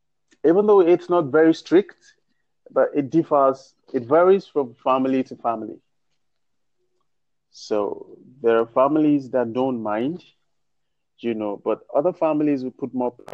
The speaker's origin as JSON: {"language": "English", "country": "Nigeria", "said": "as a Nigerian"}